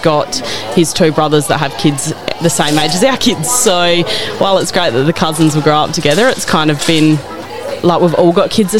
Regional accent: Streaky Bay, South Australia, Australia; moved away as an adult; now in Wudinna, Australia; I'm from Streaky Bay, so just over an hour from Wudinna

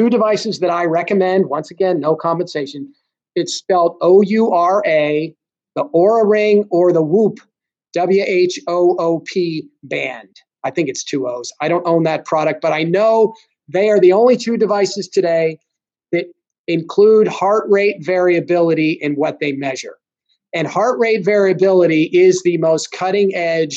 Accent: United States; I'm American

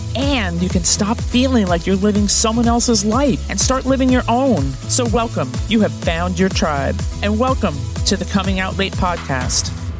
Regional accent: New Jersey, United States; I'm from Jersey

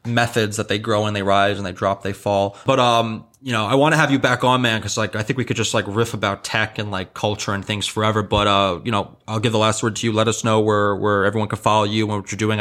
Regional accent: New York, United States; I'm born and raised here

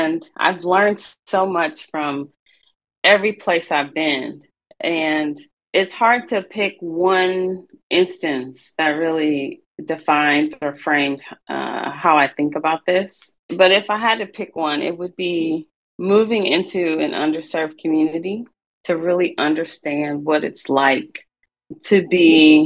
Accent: St. Louis, Missouri, United States; I grew up in St. Louis, Missouri, in an underserved community

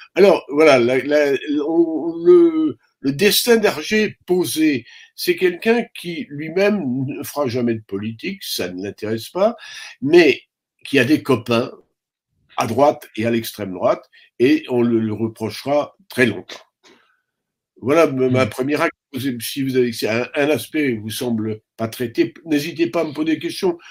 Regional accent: France; je suis français

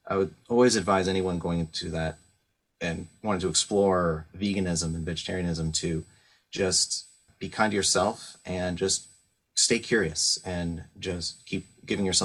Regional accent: San Francisco Bay Area, California, United States; moved away; I grew up in the San Francisco Bay Area through the 90s

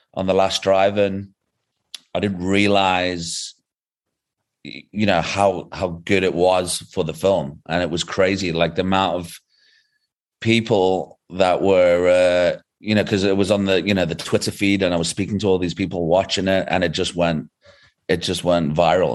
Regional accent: England, United Kingdom; moved away as an adult; now in South Africa; originally I'm from England, but the past fourteen years I've been living in South Africa

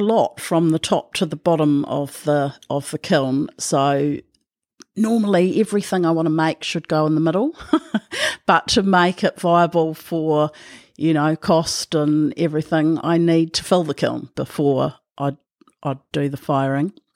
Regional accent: Whitianga, Waikato, New Zealand; also born or lived in Thames; I was born in Thames and I grew up on the Coromandel Peninsula, uh, in small town Witianga on a dairy farm

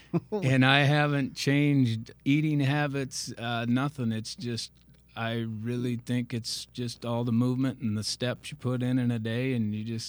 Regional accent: New Hartford, New York, United States; Well, I was born and raised in New Hartford, the other half of the campus, where all the tough kids come from.

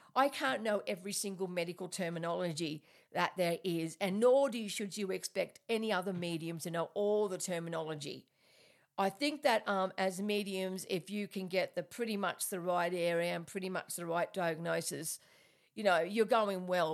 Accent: Australia; I'm Australian, so, and I, you know, I talk a bit weird sometimes

